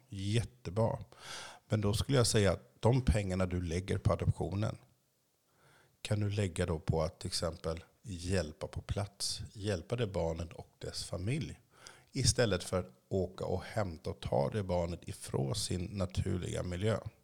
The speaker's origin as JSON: {"language": "Swedish", "country": "Sweden", "tie": "born or raised there", "also_born_or_lived": "Haiti", "said": "jag kunde dött som liten i Sverige"}